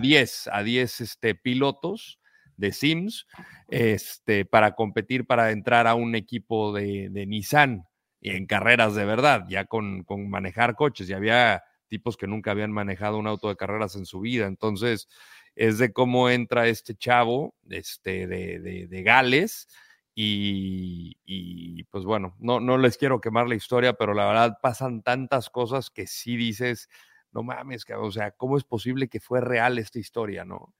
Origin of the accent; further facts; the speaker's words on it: Aguascalientes, Mexico; moved away; also born or lived in Ciudad Juárez; Yo vengo de Aguascalientes